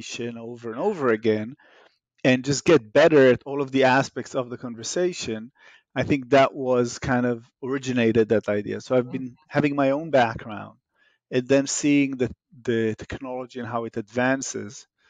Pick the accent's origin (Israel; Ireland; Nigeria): Israel; moved away; As you can hear in my accent, I'm Israeli by origin.